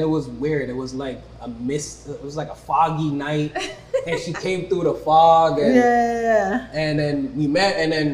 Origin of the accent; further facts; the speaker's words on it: Brampton, Ontario, Canada; I grew up in Brampton